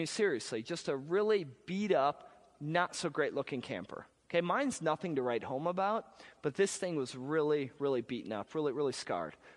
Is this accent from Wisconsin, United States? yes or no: yes; Wisconsin, United States; I'm from Wisconsin.